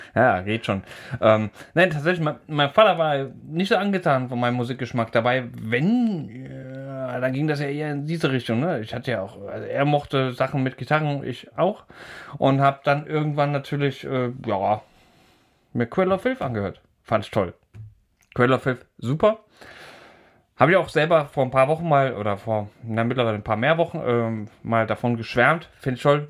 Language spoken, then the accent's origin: German; Thuringian Forest, Germany; ich komme ja aus dem Thüringer Wald